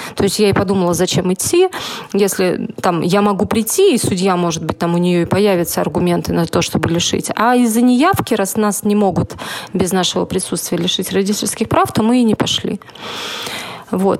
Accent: Saint Petersburg, Russia; Хотя я единственная была сама как бы питерская

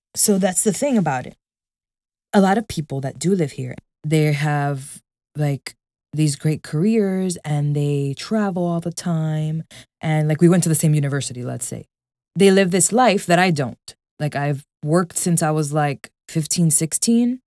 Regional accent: New York City, New York, United States; I was born and raised here

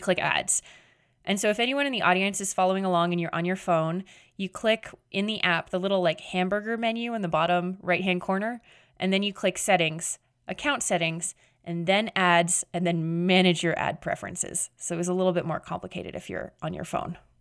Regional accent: Canada; I'm Canadian.

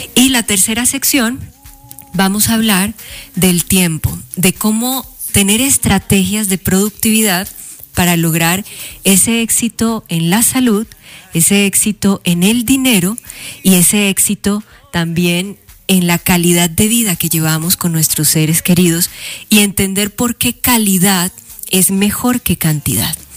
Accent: Colombia; now in Mexico City, Mexico; yo orgullosamente colombiana representando a mi tierra, representando a mi país aquí desde Ciudad de México

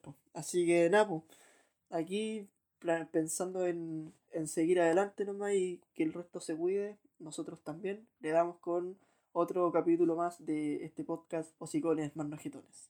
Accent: Chile; si soy chileno, estoy en Chile, pongo y estoy en Chile

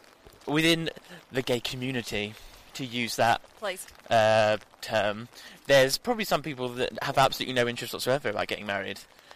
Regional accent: London, United Kingdom; No, I'm from London.

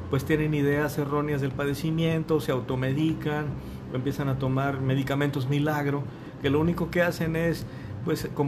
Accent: Aguascalientes, Mexico; porque yo soy del Bajío, yo soy de Aguascalientes

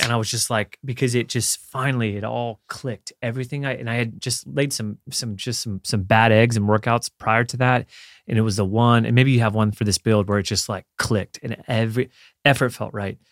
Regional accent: Florida, United States; growing up in Florida

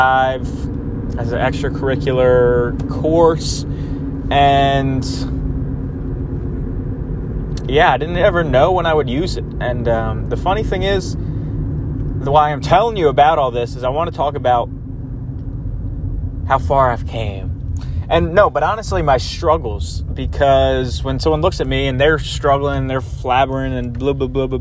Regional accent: Jersey Shore, New Jersey, United States; I grew up in the Jersey Shore

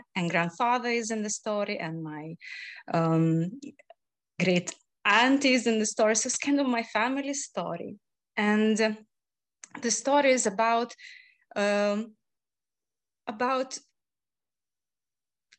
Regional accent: Lithuania; moved away; my home country, Lithuania

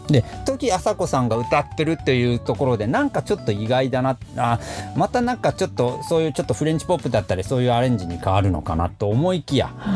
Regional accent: Nagasaki, Japan; moved away; 長崎で育って長崎でお家で僕いつもおでんやってた

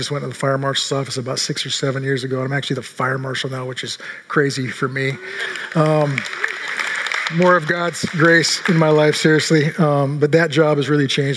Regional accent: Seattle, Washington, United States; now in Redmond, United States; I grew up in Seattle since 1967

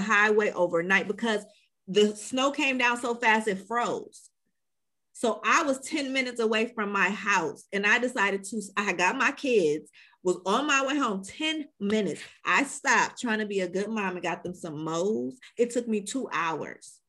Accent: Chicago, Illinois, United States; also born or lived in Atlanta; now in Tampa, United States; I'm from Chicago

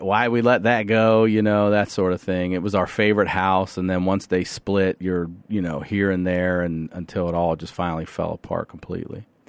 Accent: Carroll County, Maryland, United States; also born or lived in Baltimore, Maryland; I grew up in a place called Carroll County, Maryland, right out, out outside the city

